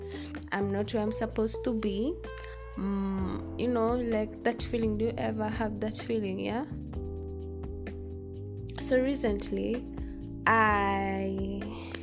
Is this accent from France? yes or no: no; Kenya; I'm from Kenya